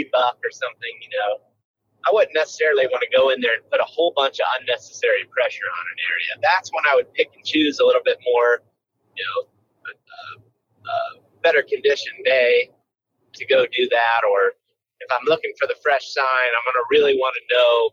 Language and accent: English; Western Ohio, United States; where I grew up in Western Ohio